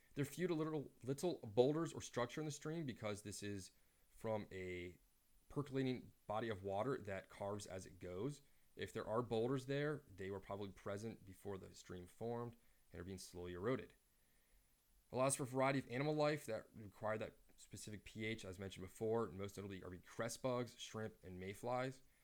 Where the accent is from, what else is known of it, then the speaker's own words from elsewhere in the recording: Reston, Virginia, United States; The lake I grew up on in Reston, Lake Audubon